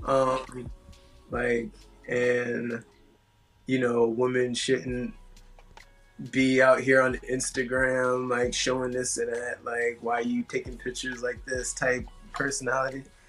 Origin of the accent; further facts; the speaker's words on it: Atlanta, Georgia, United States; moved away as an adult; also born or lived in Queens, New York; now in Tampa, United States; my family's originally from Queens, mm-hmm. and then we moved to Atlanta